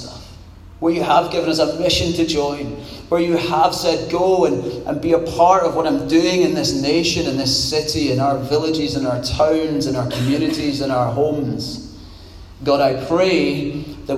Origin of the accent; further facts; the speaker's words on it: Scot, Scotland, United Kingdom; also born or lived in Poole; now in Glasgow, United Kingdom; as a Scot